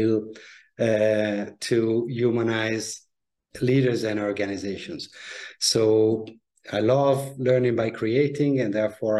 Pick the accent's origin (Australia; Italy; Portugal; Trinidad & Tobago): Italy; moved away as an adult; also born or lived in Milan, Italy / Paris, France / London, United Kingdom; I grew up in Italy, studied at the business schools in Milan